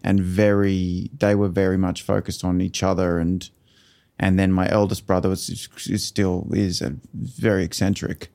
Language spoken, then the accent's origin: English; Toowoomba, Queensland, Australia; also born or lived in Brisbane; we grew up in Toowoomba